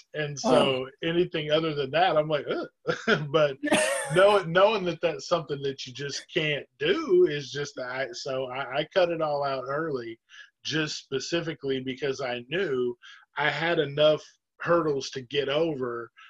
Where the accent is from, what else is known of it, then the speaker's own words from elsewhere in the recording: Southern United States, United States; But for myself, I grew up in the South.